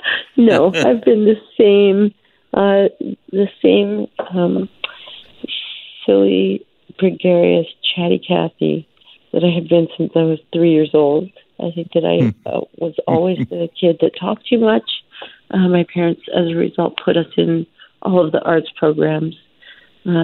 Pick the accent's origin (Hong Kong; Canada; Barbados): Canada; also born or lived in India; has to do with my adoption story and being born in India and having no other identity other than being Canadian. I was the only Canadian in my family.